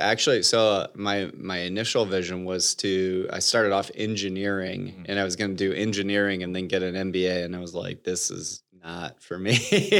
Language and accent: English; Bloomfield Hills, Michigan, United States; So growing up, I grew up in Michigan, outside of Detroit, in a suburb called Bloomfield Hills, with my mom, dad, and one sister, who's about 2 years younger than me.